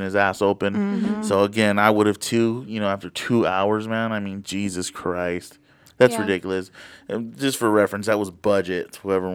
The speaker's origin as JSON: {"language": "English", "region": "California", "country": "United States", "said": "we're from Cali"}